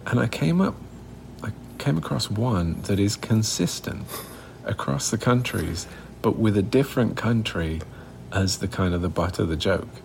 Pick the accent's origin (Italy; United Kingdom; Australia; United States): United Kingdom; moved away; growing up in Europe